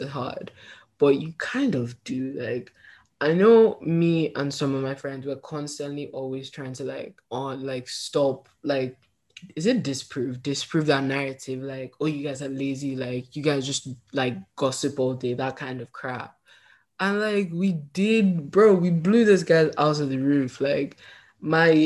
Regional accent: Northern England, United Kingdom; accent: Northern English; also born or lived in Nigeria; now in United States; I just keep my Northern English accent

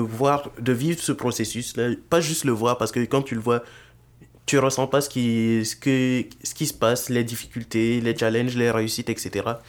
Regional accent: Burkina Faso; moved away as an adult; now in Montreal, Canada; j'ai vécu majoritairement dans mon pays d'origine, le Burkina Faso

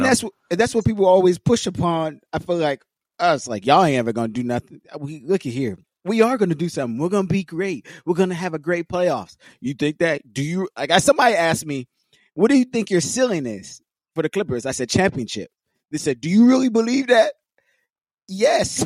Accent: Los Angeles, California, United States; being born and raised in L.A.

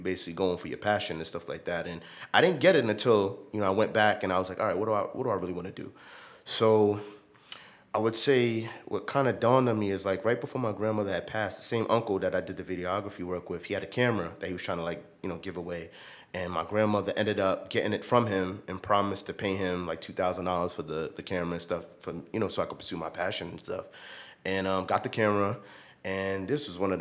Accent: New York City, New York, United States; I'm from New York City, born and raised

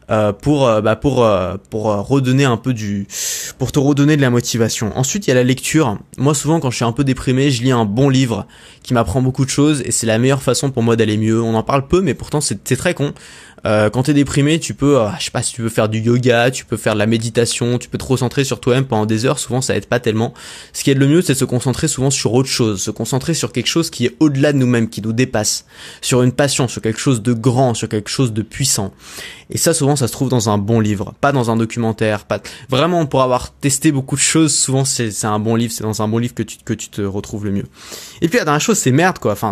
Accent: France; born there; des 5% des gens les plus privilégiés au monde parce que je suis né en France

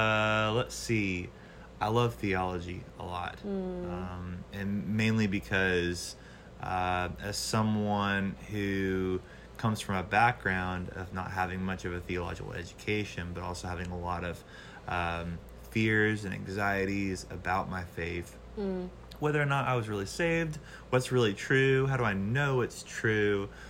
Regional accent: Niceville, Florida, United States; moved away as an adult; now in New Orleans, United States; I'm originally from the Panhandle, Florida. {S1} Okay. {S2} Niceville, Florida, which is close to Destin. I moved here to New Orleans back in 2011 to come to school.

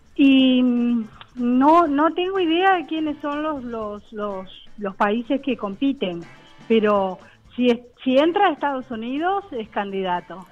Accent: Montevideo, Uruguay; Yo soy uruguaya y vivo en el barrio Buceo

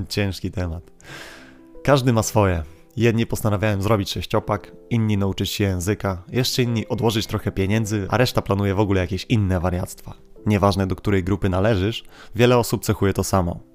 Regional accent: Kashubia, Poland; my Kaszubi z naszym jo

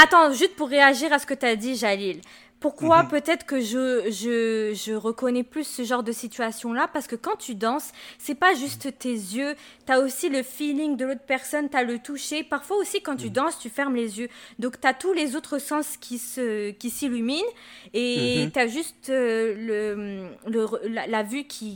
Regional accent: France; now in Quebec, Canada; moi j'ai grandi en France et je suis née là-bas

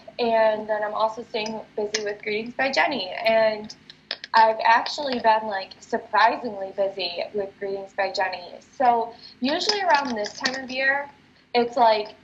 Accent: near Rockford, Illinois, United States; also born or lived in Wisconsin; now in Chicago, United States; I grew up near Rockford

